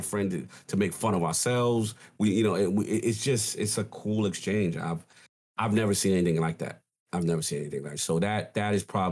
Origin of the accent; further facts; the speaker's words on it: New York City, New York, United States; growing up in the South Bronx